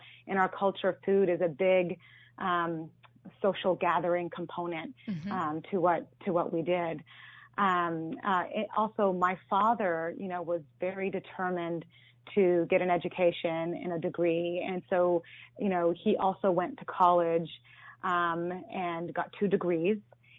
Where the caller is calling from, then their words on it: Mountain View, California, United States; From Mountain View, California.